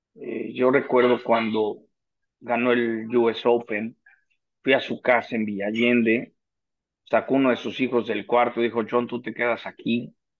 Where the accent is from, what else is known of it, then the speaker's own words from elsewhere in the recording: Mexico City, Mexico; moved away as an adult; now in San Diego, United States; mi club en el Chapultepec